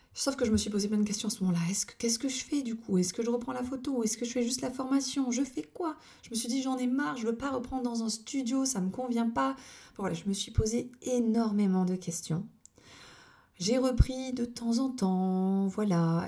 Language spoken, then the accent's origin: French; Lorgues, Provence-Alpes-Côte d'Azur, France; also born or lived in Toulon area; dans mon village natal qui est l'Orgue